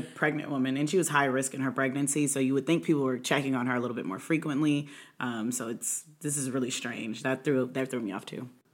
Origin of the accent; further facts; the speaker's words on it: Indianapolis, Indiana, United States; now in Maryland, United States; I'm originally from Maryland, grew up in Indianapolis, moved back about six years ago